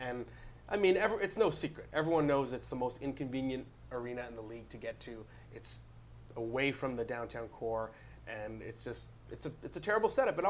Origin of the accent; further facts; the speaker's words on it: Ottawa, Ontario, Canada; moved away; And, hey, I'm from Ottawa originally.